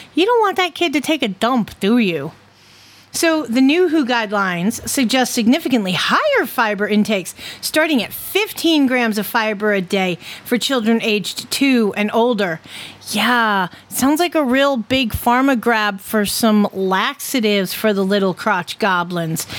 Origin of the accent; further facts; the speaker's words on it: Connecticut, United States; my home state